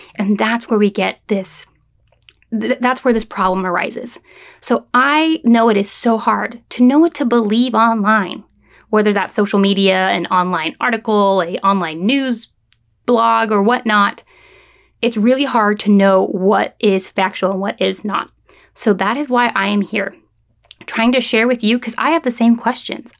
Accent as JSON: {"language": "English", "area": "San Francisco Bay Area", "region": "California", "country": "United States", "also_born_or_lived": "San Luis Obispo, California", "moved": "as an adult", "lives_now": "Florida, United States", "said": "I am from the San Francisco Bay Area of California"}